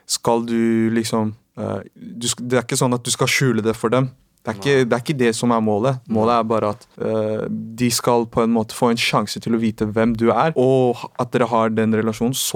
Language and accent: Norwegian; Oslo, Norway; for min del er det jeg er jo fra Oslo, en liten